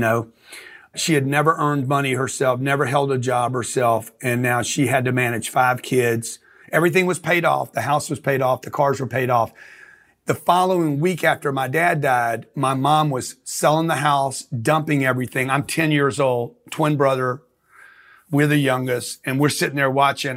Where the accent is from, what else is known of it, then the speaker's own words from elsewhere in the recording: Lake Charles, Louisiana, United States; I grew up in Lake Charles, Louisiana, a refinery town